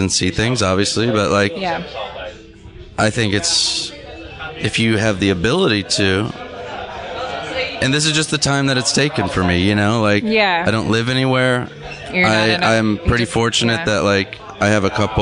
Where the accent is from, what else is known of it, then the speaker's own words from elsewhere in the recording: Orange County, Southern California, United States; also born or lived in Los Angeles; I grew up in Southern California